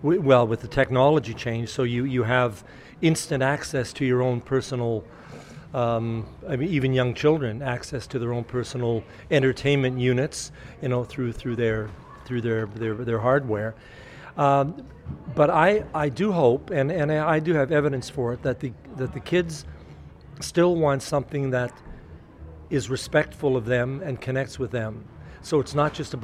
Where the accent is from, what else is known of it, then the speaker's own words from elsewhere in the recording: Winnipeg, Manitoba, Canada; from Winnipeg, from my hometown.